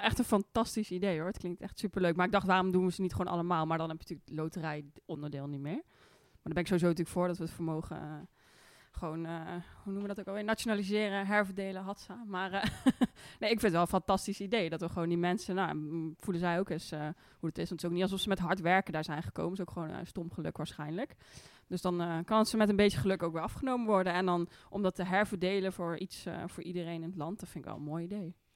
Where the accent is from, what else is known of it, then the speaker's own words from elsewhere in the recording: Amsterdam, North Holland, Netherlands; ik eh, kom uit Amsterdam